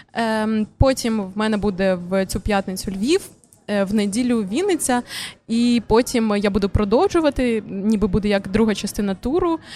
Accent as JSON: {"language": "Ukrainian", "town": "Kharkiv", "region": "Kharkiv Oblast", "country": "Ukraine", "said": "я з Харкова"}